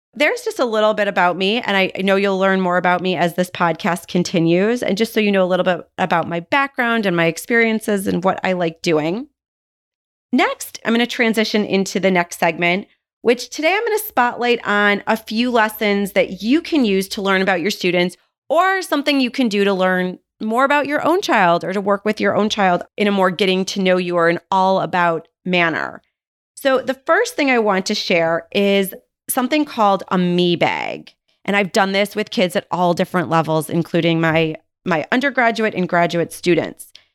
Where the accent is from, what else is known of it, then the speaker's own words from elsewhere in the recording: Buffalo, New York, United States; moved away; I was actually born and raised in Buffalo, New York